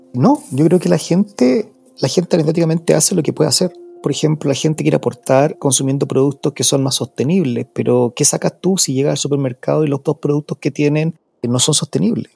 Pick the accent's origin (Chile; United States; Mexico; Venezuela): Chile; nosotros estamos aquí en Chile